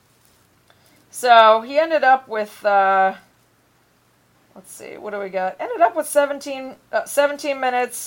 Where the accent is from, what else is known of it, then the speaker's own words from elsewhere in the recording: Cleveland, Ohio, United States; I'm from Cleveland